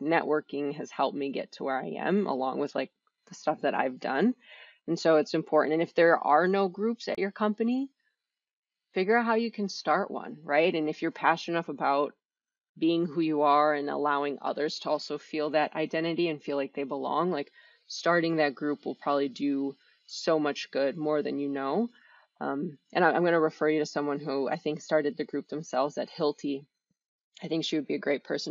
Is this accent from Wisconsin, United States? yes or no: yes; Wisconsin, United States; also born or lived in Miami, Florida; I grew up in Wisconsin